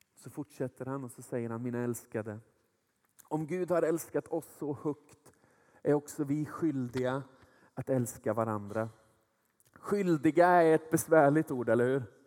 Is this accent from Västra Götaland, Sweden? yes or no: yes; small place near Nordkroken, Västra Götaland, Sweden; Jag är uppvuxen i ett litet ställe där, där hälften av befolkningen jobbade på Saab. Den andra hälften jobbade på Volvo